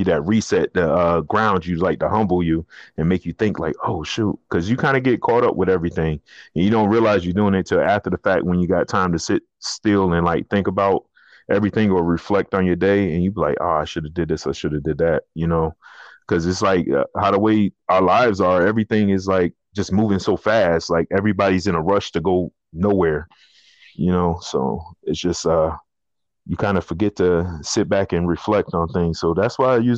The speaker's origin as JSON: {"language": "English", "region": "the South", "country": "United States", "tie": "born or raised there", "said": "I was raised in the South"}